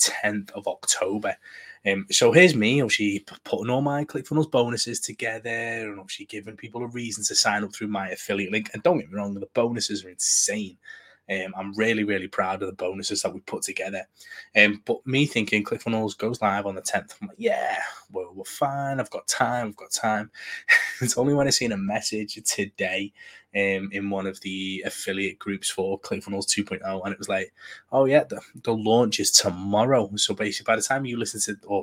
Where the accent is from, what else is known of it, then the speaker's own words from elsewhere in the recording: United Kingdom; Being British